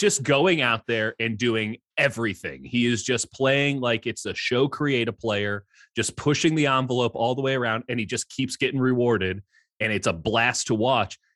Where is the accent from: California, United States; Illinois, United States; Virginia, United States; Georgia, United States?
Illinois, United States; Chicago; moved away; I grew up in Chicago in the nineties